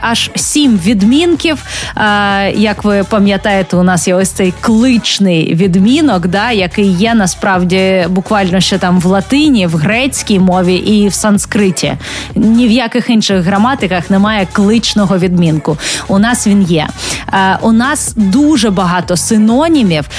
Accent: Chernihiv, Chernihiv Oblast, Ukraine; я з Чернігова

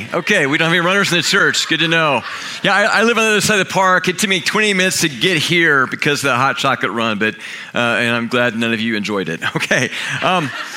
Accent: Kansas, United States; moved away; I'm from Kansas

